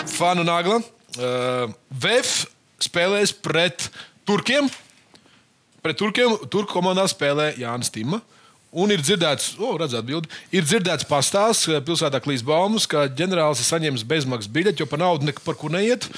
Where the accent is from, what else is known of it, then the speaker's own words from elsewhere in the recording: Latvia; Mēs šeit studijā esam visi latvieši